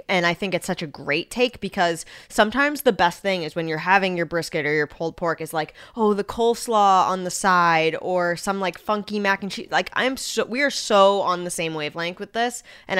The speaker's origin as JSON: {"language": "English", "region": "New England", "country": "United States", "moved": "yes", "said": "I'm originally from the New England area."}